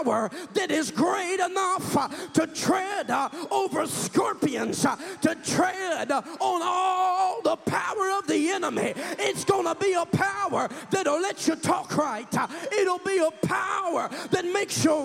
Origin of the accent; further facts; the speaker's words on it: Kansas, United States; I'm from Kansas. I'm a hillbilly